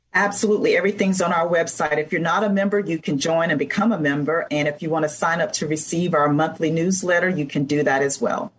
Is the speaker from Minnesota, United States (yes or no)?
no; Blackshear, Georgia, United States; moved away as an adult; also born or lived in Atlanta, Georgia; I was born and raised in a very small town in South Georgia, Blackshear, Georgia, that most folks have not heard